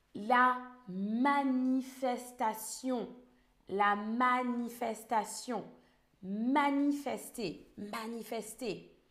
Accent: France; je suis française

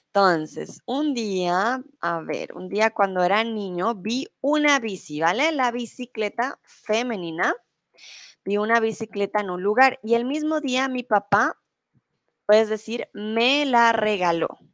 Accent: Colombia; also born or lived in Mexico; now in Germany

